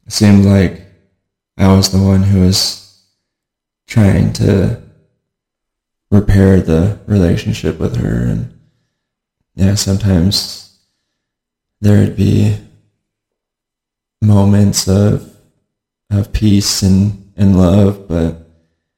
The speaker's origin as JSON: {"language": "English", "area": "Auburn / Federal Way area", "region": "Washington", "country": "United States", "tie": "born or raised there", "said": "I grew up in Washington State, just south of Seattle, the Auburn Federal area"}